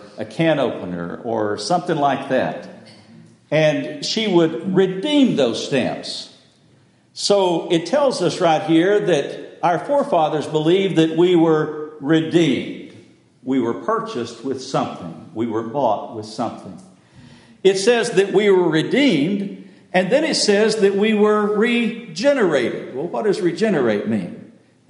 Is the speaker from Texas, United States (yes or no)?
yes; West Texas, United States; I grew up in West Texas